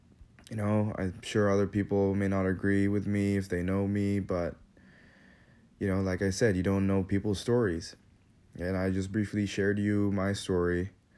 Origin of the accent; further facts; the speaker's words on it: Kathmandu, Bagmati, Nepal; also born or lived in Manila, Philippines; I moved with my dad from Manila to Kathmandu, Nepal, where I lived for most of my life.